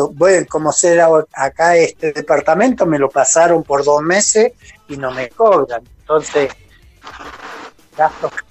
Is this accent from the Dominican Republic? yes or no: no; Argentina; Y bueno, como en Argentina no come nadie. ¿eh?